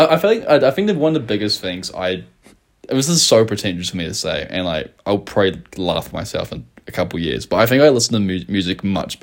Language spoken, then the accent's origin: English; Taranaki, New Zealand; 11's when I moved from South Taranaki to North Taranaki.